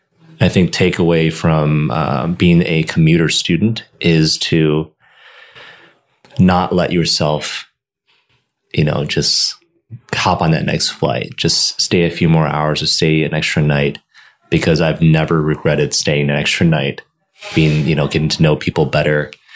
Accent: Michigan, United States; I'm from Michigan.

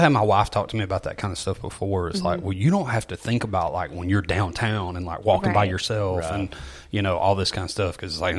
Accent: Walker County, Alabama, United States; I grew up in Walker County.

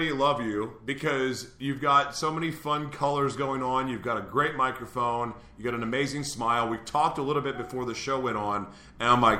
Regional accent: Oklahoma City, Oklahoma, United States; From Oklahoma City, my hometown

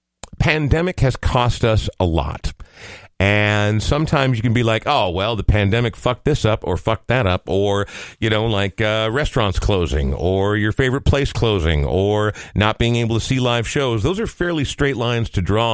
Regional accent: Coon Rapids, Minnesota, United States; now in Minneapolis, United States; I grew up in Coon Rapids

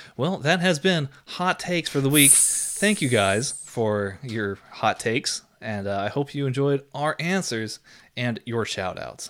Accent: Austin, Texas, United States; also born or lived in San Antonio, Texas; I've lived here in Austin for the vast majority of my life

